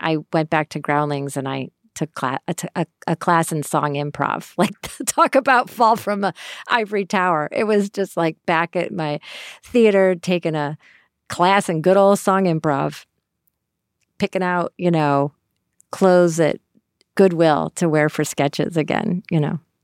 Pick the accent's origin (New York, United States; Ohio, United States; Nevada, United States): New York, United States; Syracuse; moved away; I grew up in Syracuse, New York.